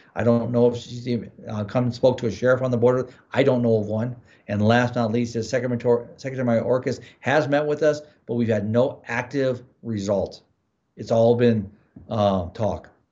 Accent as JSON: {"language": "English", "region": "Midwest", "country": "United States", "tie": "born or raised there", "moved": "yes", "lives_now": "Arizona, United States", "said": "I grew up in the Midwest"}